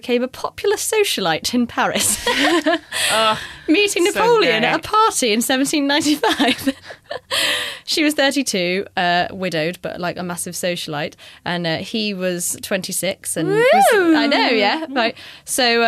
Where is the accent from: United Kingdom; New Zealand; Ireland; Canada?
United Kingdom; We're British